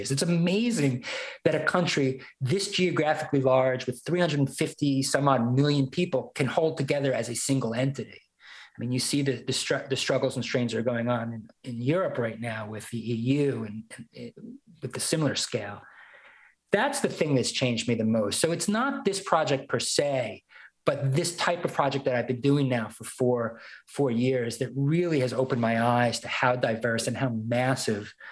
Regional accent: Brooklyn, New York, United States; now in Northwest Arkansas, United States; One was moving to Northwest Arkansas from Brooklyn. You know, uh, here I am. I'm a New Yorker.

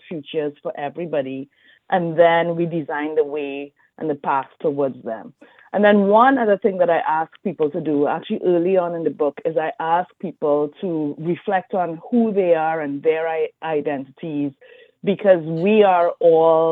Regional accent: Trinidad & Tobago; moved away; also born or lived in Brazil / Louisiana; I'm from Trinidad and Tobago.

